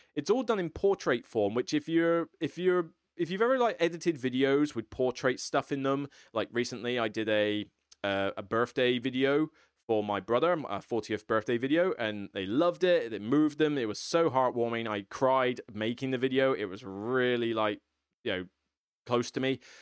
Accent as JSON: {"language": "English", "country": "United Kingdom", "said": "I'm some random dude from the U K, so I'm not even from America"}